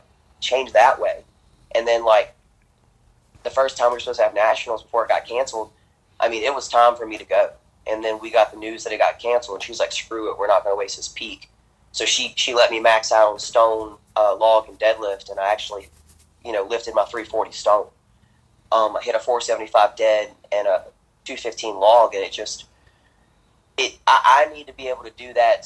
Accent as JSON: {"language": "English", "region": "Louisiana", "country": "United States", "said": "I'm from Louisiana. There's a lot of swamp lands around here."}